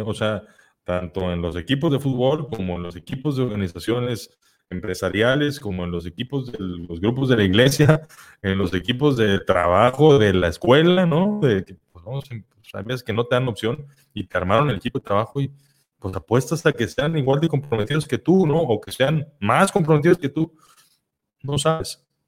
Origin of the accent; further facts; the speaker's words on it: Mexico; las personas mexicanas, que somos latinos, que vivimos muy cerca de Estados Unidos